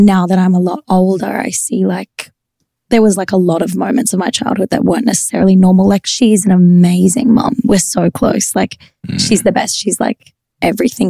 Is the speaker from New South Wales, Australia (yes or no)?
no; Queensland, Australia; I was from Queensland.